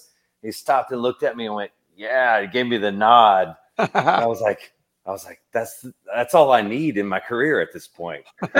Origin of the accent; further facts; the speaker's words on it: Tennessee, United States; I grew up in Tennessee.